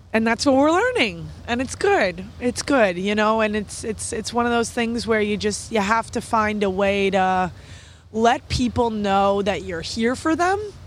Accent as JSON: {"language": "English", "town": "New York City", "region": "New York", "country": "United States", "tie": "born or raised there", "said": "I'm a New Yorker"}